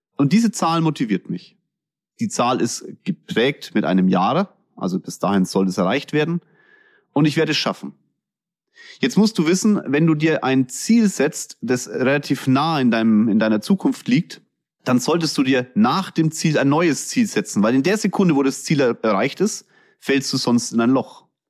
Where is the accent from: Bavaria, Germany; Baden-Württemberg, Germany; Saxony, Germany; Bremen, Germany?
Bavaria, Germany; Kulmbach; accent: Franconian; ich komme aus Kulmbach.